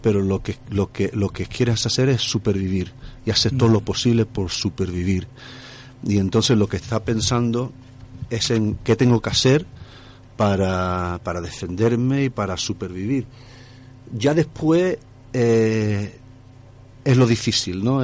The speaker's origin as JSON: {"language": "Spanish", "country": "Gibraltar", "said": "mi pueblo, de Gibraltar"}